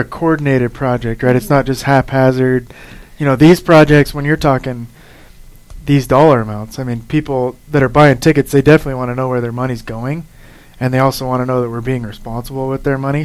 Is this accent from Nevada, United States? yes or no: yes; Nevada, United States; growing up in Nevada